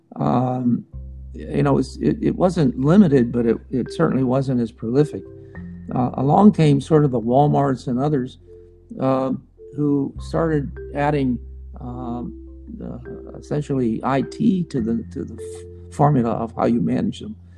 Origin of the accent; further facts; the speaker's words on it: Pittsburgh, Pennsylvania, United States; moved away; We were both born and raised in Pittsburgh